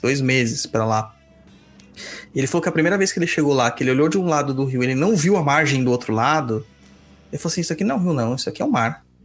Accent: Southeast Brazil, Brazil; nós aqui do Sudeste, eu que sou do Sudeste

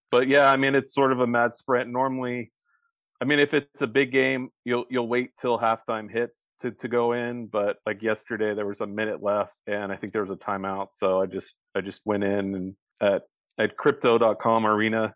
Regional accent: Bay Area, California, United States; I grew up in the Bay Area

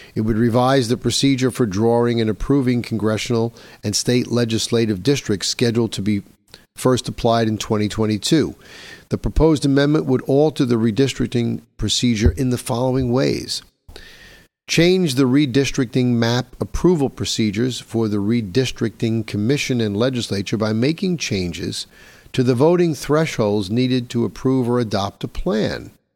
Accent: New York, United States; my home state of New York

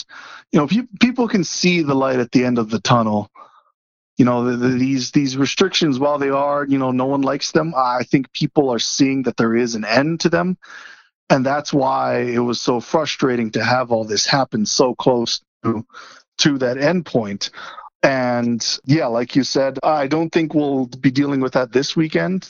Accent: Kona, Hawaii, United States; now in Boulder, United States; I was born and raised on the Big Island, so did not deal with snow much growing up.

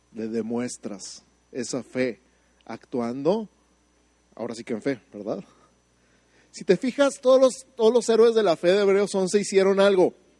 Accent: Mexico City, Mexico; now in Santa Fe, United States

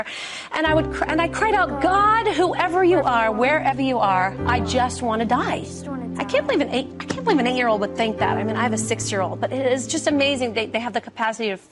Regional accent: New York City, New York, United States; my hometown. I'm a little Jewish girl from Brooklyn

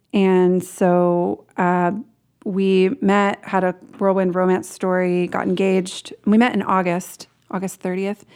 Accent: Portland, Oregon, United States; I grew up in Portland, Oregon, lived there most of my life

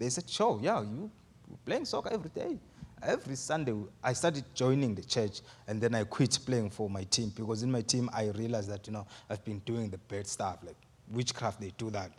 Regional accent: Eswatini; moved away as an adult; I'm from Swaziland, and, um, I'll be turning twenty-seven years in June

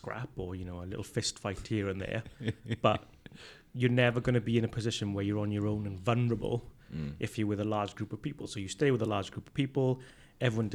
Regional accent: Port Talbot, Wales, United Kingdom; I'm from Port Talbot.

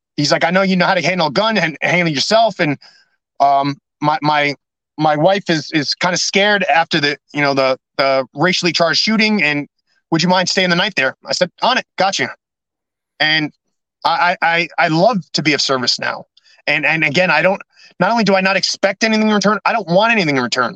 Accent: New York City, New York, United States; moved away; also born or lived in California / New Jersey; I got to go to my hometown

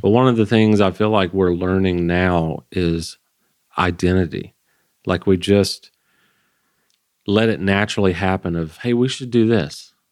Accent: Georgia, United States; I grew up in Georgia

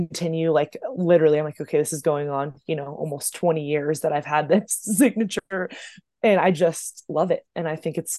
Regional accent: Oceanside, California, United States; now in Denver, United States; I was born and raised in Oceanside, California. So that's North County of San Diego

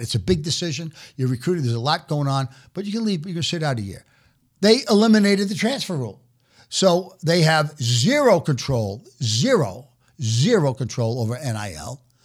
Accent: New York City, New York, United States; moved away as an adult; also born or lived in Omaha; now in New York City, United States; I was born and raised in New York City

